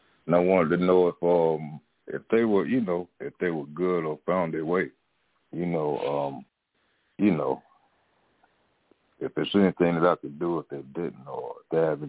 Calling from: Raleigh, North Carolina, United States; Raleigh, North Carolina.

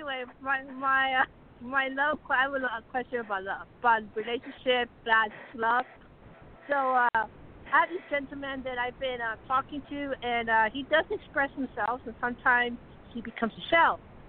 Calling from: Colorado, United States; Hi, …, Colorado.

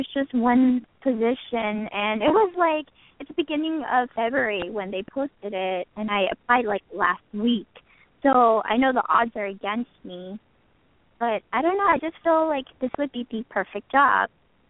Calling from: California, United States; Sure, I'm from California.

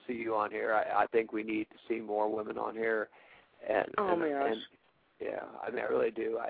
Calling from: Ohio, United States; from Ohio.

